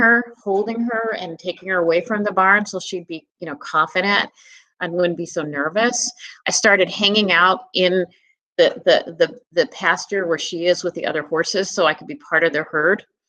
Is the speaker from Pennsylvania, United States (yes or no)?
yes; Philadelphia, Pennsylvania, United States; moved away; also born or lived in New England; when I was growing up in Philadelphia